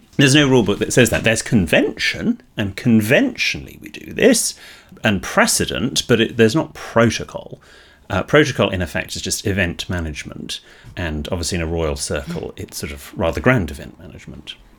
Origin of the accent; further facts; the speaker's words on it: United Kingdom; in Britain, we are slightly more negative generally